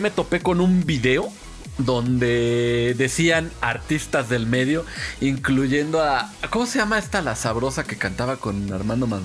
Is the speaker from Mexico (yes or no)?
yes; Mexico City, Mexico; accent: chilango; somos chilangos. Ah, no, no, no, pues ese es el tono. O sea, pues que, que, de aquí somos